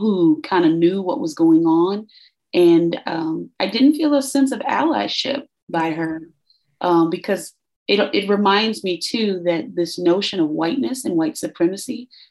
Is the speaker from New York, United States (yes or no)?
no; Chicago, Illinois, United States; growing up in Chicago, you even though your parents shield you from violence